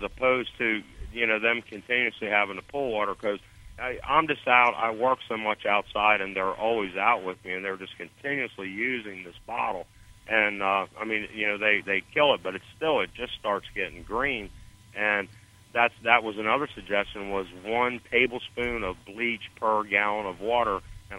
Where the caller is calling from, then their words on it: Stuart, Florida, United States; So, oh. little north of West Palm Beach in Stuart.